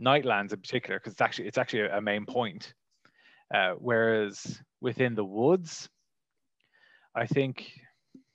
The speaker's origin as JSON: {"language": "English", "town": "Wicklow", "region": "Leinster", "country": "Ireland", "tie": "born or raised there", "said": "I am from Ireland, and I grew up in a place called Wicklow"}